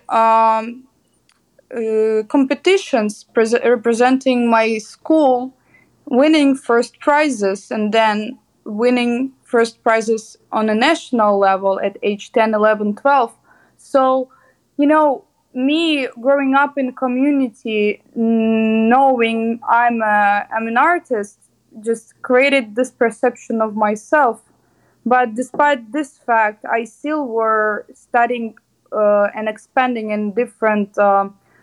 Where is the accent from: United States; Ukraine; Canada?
Ukraine; Kyiv; I'm an artist from Ukraine, Kyiv. Graduated from the Academy of Arts in Kyiv, Ukraine.